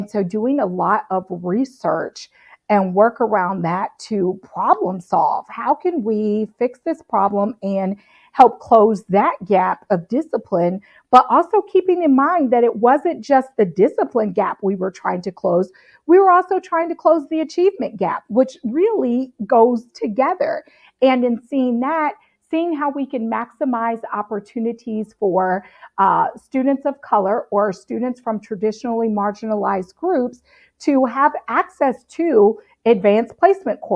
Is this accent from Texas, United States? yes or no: no; Cincinnati, Ohio, United States; So I grew up in Cincinnati, North College Hill